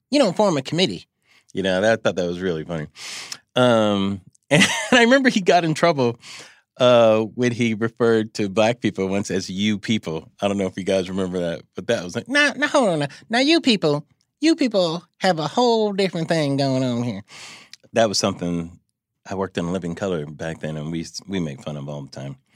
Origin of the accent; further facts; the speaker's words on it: Milwaukee, Wisconsin, United States; also born or lived in Tennessee; I'm from Milwaukee.